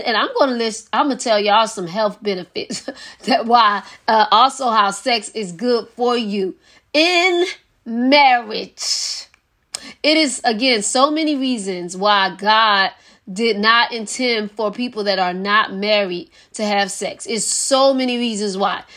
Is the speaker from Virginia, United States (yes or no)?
no; Philadelphia, Pennsylvania, United States; I know it's in Philadelphia, Pennsylvania, my hometown